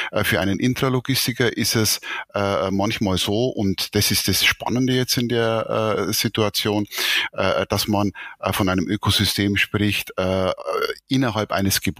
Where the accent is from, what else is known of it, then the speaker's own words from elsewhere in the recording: Bavaria, Germany; ich bin Oberpfälzer äh, und äh, bin hier äh, in äh, Bayern sozusagen geboren, äh, 57 Jahre alt